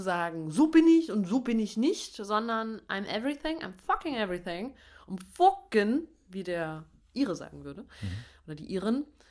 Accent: Dresden, Saxony, Germany; accent: Saxon; now in Berlin, Germany; Ich komme ja aus Dresden

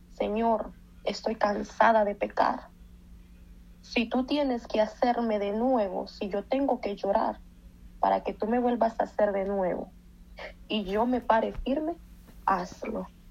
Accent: Dallas, Texas, United States; now in Kentucky, United States; Yo soy de Dallas, Texas, entonces pues tengo poco de que estoy viviendo en Kentucky.

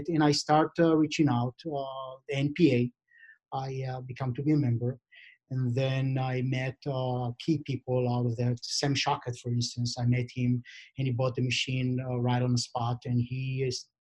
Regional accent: Israel; I'm born and raised in Israel

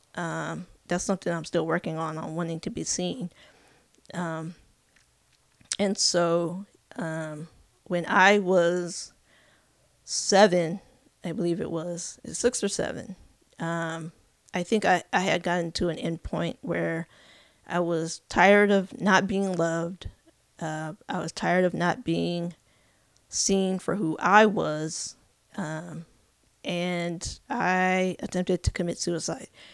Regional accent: California, United States; also born or lived in Elgin, Illinois / Arkansas; now in Kansas City, United States; I grew up in California, uh, spent most of my life in California

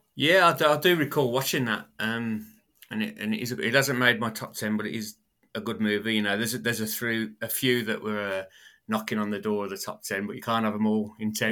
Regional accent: United Kingdom; accent: British; my British accent

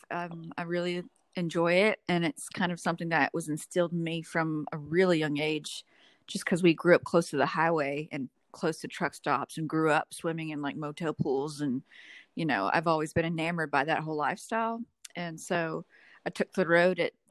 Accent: Memphis, Tennessee, United States; from Memphis, Tennessee

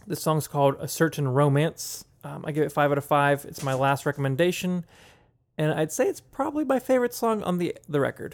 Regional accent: Pittsburgh, Pennsylvania, United States; growing up in Pittsburgh

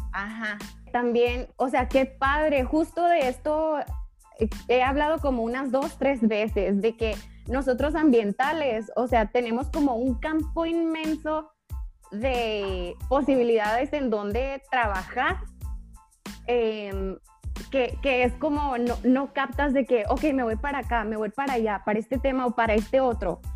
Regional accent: Sonora, Mexico; soy de Sonora, entonces acá la carne es de que, ¿cómo eres de Sonora no comes carne?

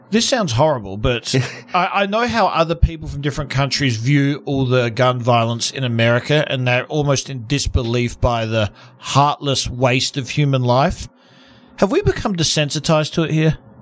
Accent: Australia; now in United States; I'm originally from Australia, even though I'm an American citizen now

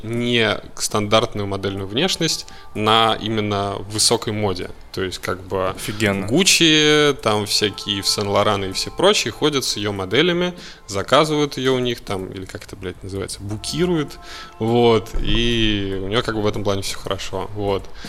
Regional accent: Moscow, Russia; я москвич. Э, хм. Вот не знаю, в каком поколении, блядь, но москвич

